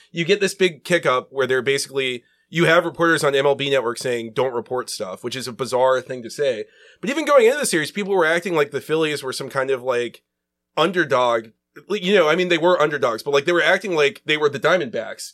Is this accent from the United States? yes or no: yes; Atlanta, Georgia, United States; moved away; also born or lived in Charlotte; I grew up in Atlanta. Um, we, we moved there when I was six or seven